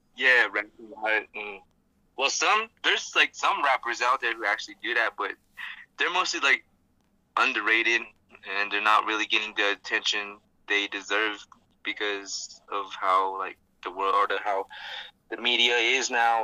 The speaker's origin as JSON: {"language": "English", "town": "Gallup", "region": "New Mexico", "country": "United States", "said": "I'm from Gallup."}